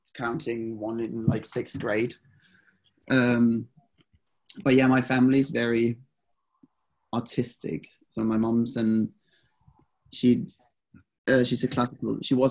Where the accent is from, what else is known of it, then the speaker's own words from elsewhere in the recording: Denmark; English is a second language; moved away as an adult; also born or lived in Exeter, England; now in Copenhagen, Denmark; I moved to Copenhagen. I'm originally from Jutland, moved here on my own